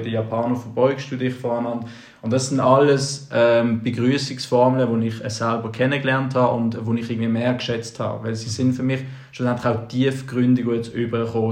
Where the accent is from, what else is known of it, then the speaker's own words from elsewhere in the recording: Basel, Basel-Stadt, Switzerland; bei uns in Basel, während dem Gimmi